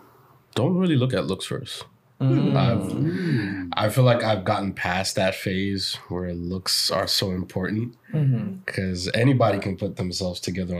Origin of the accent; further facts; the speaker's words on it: England, United Kingdom; because I'm English